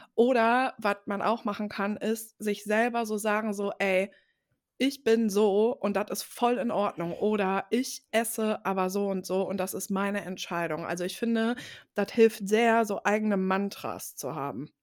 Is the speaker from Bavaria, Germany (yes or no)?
no; Ruhr area, North Rhine-Westphalia, Germany; bei uns im Ruhrgebiet